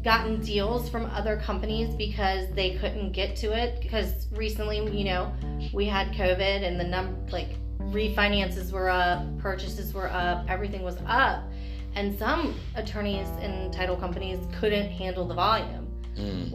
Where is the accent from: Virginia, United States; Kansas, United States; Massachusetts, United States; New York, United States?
Virginia, United States; Virginia Beach; Born and raised, grew up in a house in Allenton